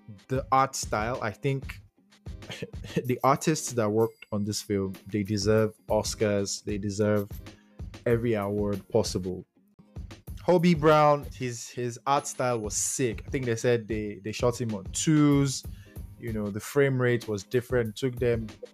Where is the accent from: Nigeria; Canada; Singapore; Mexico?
Nigeria; I'm a Nigerian